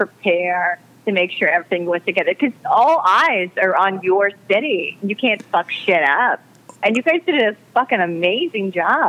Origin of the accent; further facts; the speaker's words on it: Kansas City, Missouri, United States; also born or lived in Utah / Springfield, Missouri / Ozarks; now in New York City, United States; I'm from Kansas City, Missouri.